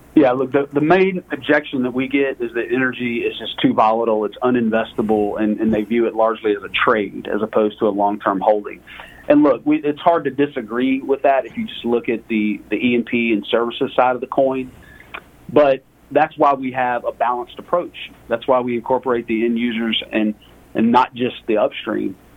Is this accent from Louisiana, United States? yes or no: yes; Lake Charles, Louisiana, United States; moved away as an adult; now in Dallas, United States; I was born and raised in Lake Charles, Louisiana, the, the heel of the boot of Louisiana.